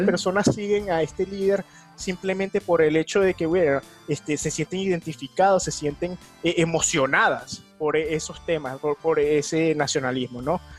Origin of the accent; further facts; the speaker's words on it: Venezuela; now in New York, United States; en mi país natal, en Venezuela